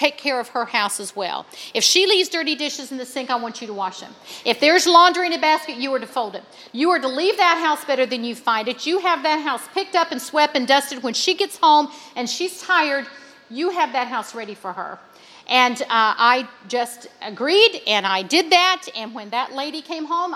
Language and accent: English; West Virginia, United States; my hometown in West Virginia